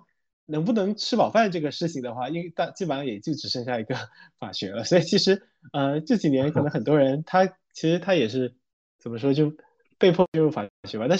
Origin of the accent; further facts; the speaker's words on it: Quanzhou, Fujian, China; accent: Quanzhou Minnan; moved away as an adult; 我是泉州的